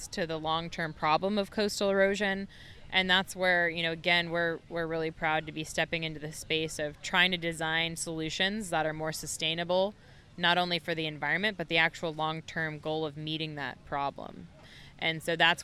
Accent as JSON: {"language": "English", "town": "Daytona Beach", "region": "Florida", "country": "United States", "tie": "born or raised there", "said": "Daytona Beach, which is my hometown"}